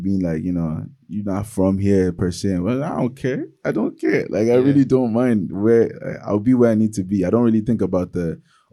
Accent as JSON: {"language": "English", "country": "Nigeria", "also_born_or_lived": "Cork, Ireland", "moved": "yes", "lives_now": "Dublin, Ireland", "said": "I'm from Nigeria"}